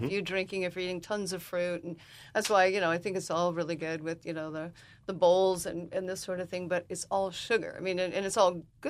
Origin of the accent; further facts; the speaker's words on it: Ann Arbor, Michigan, United States; And I grew up in Ann Arbor, Michigan, and I thought everybody had a juice bar because just that's how my life was growing up in a college town.